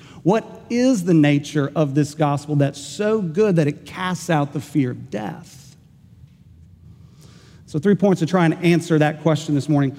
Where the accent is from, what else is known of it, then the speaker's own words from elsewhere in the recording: Enid, Oklahoma, United States; my hometown of Enid, Oklahoma